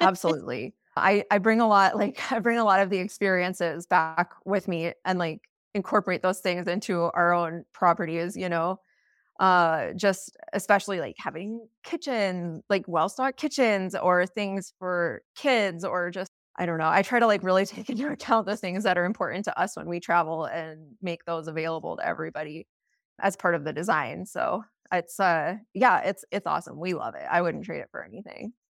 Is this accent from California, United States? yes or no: no; Steamboat Springs, Colorado, United States; I'm from Steamboat Springs, Colorado